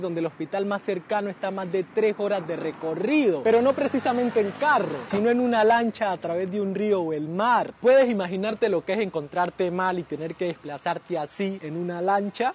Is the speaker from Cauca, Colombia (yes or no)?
yes; Guapi, Cauca, Colombia; De aquí es de donde vengo yo, el municipio de Guapi en el Pacífico colombiano